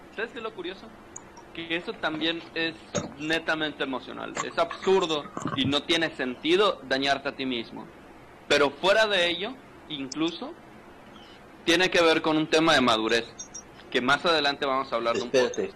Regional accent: Valladolid, Yucatán, Mexico; nosotros somos de Valladolid

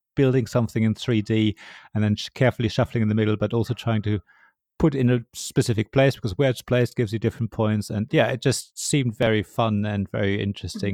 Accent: Berlin, Germany; I come from Berlin

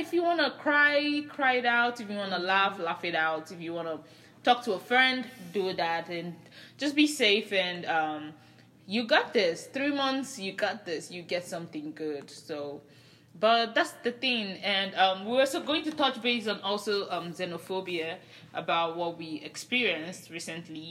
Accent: Nigeria; I'm Nigerian.

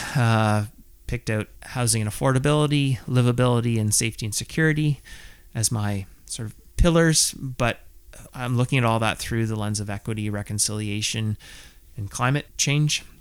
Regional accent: Southern Ontario, Canada; I grew up in Southern Ontario

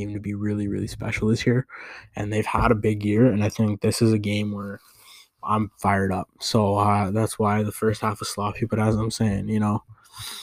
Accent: Canada; I am Canadian

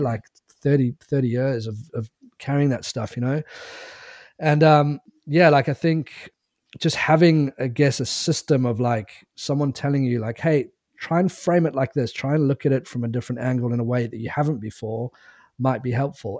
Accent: South Africa; also born or lived in England; moved to South Africa when I was nine years old

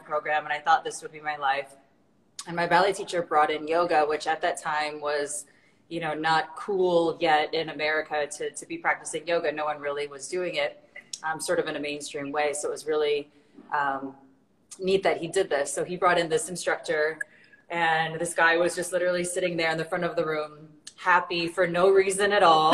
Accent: Illinois, United States; I'm from a tiny little town in, you know, I guess how we say the middle of nowhere in, in Illinois, really south of Chicago.

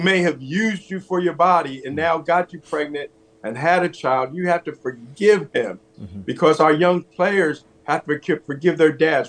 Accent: East Orange, New Jersey, United States; also born or lived in Pennsylvania; I was born in New Jersey, grew up in New Jersey

